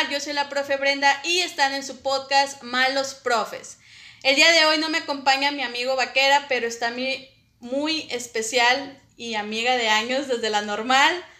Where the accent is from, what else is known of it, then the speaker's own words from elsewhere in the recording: Saltillo, Coahuila, Mexico; also born or lived in Ramos Arizpe / Zaragoza / Allende; yo nací en Saltillo